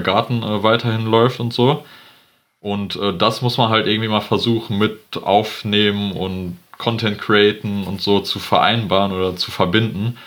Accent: Geldern, North Rhine-Westphalia, Germany; ich komme aus Geldern, ähm, das ist am Niederrhein

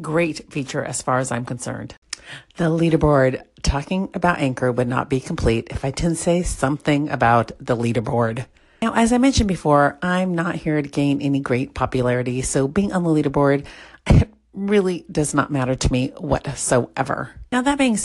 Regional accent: Southern California, United States; I come from SoCal

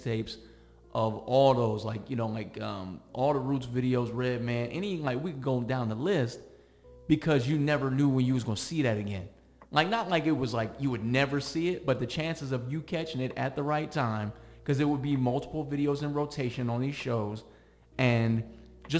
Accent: Akron, Ohio, United States; now in Las Vegas, United States; I'm from Akron, Ohio, which is, I don't know about Bluffton, South Carolina, size-wise comparatively, but there wasn't a ton of hip-hop in Akron.

